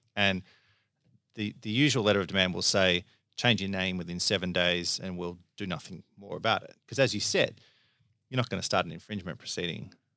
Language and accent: English; Melbourne, Victoria, Australia; I grew up in, uh, Lower Templestowe. So, you know, I've always been in Melbourne.